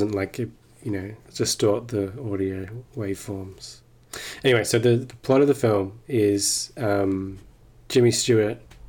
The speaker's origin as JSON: {"language": "English", "country": "Australia", "said": "Oh, no, I'm Australian, sorry."}